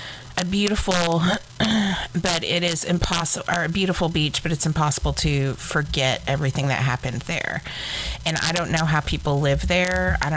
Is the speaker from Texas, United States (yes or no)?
yes; Texas, United States; I'm from Texas.